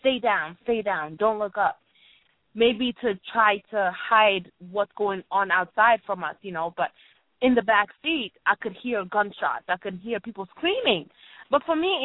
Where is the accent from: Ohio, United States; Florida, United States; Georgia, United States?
Ohio, United States; also born or lived in Rwanda; growing up in Ohio, when we came to America, we lived in Ohio